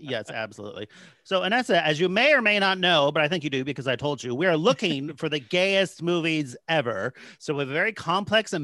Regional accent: San Jose, California, United States; Mercury News, my hometown paper.

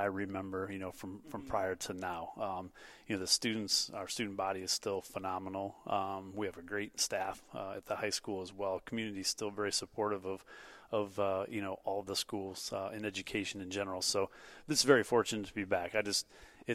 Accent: Northwest Ohio, United States; also born or lived in Toledo, Ohio / Perrysburg, Ohio; I'm originally from Northwest Ohio. I graduated from Otsego High School

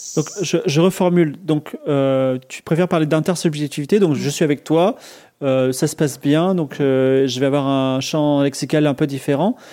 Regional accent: France; je suis français, mais je comprends un petit peu l'anglais

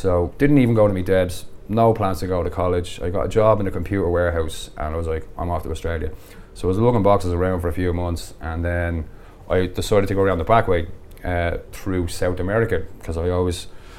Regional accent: Dublin, Leinster, Ireland; also born or lived in Carpenterstown / Syria; So I was born in Dublin, grew up in Cardiff in Blanchardstown

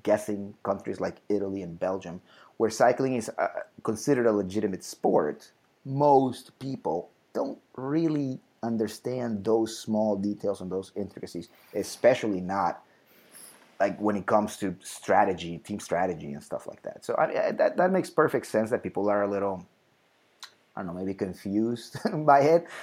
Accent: Bogotá, Colombia; I was born in Bogota

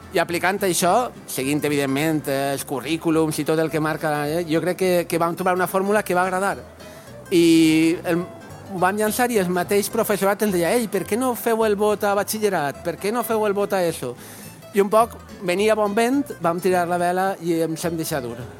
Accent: Valencian Community, Spain; som valencians

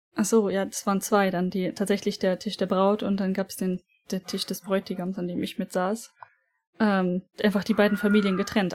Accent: Germany; bei uns in Deutschland

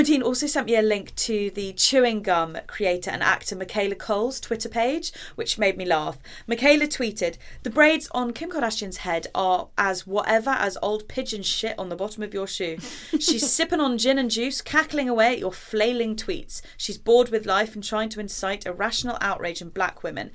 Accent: Jamaica; moved away; I grew up in Jamaica

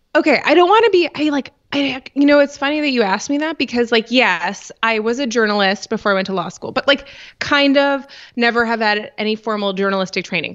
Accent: Rochester, New York, United States; I'm from Rochester, New York

